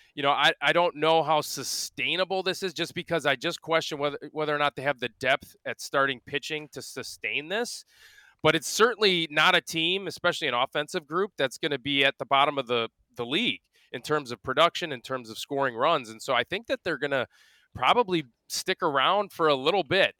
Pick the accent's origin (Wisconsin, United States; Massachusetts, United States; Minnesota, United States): Wisconsin, United States; Milwaukee; born or raised there